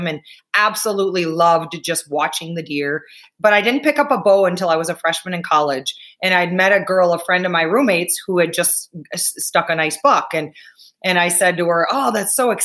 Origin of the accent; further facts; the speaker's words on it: Wisconsin, United States; moved away as an adult; now in Montana, United States; I'm from Wisconsin, very proud, born and lived there for 38 years of my life.